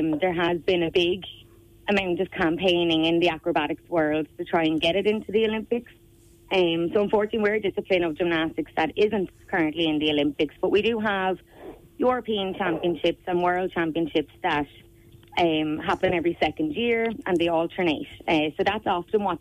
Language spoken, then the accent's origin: English; Crossabeg, Leinster, Ireland; From Crossabeg in Wexford